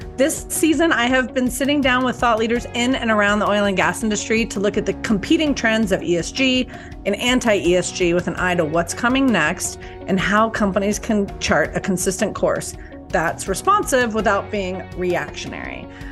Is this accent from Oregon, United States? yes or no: no; Colorado, United States; I'm from Colorado, and this is a, a blue state